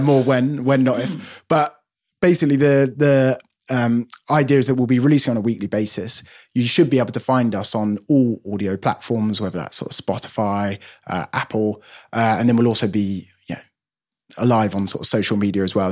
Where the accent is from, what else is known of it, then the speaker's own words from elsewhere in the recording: London, United Kingdom; I'm born and bred in London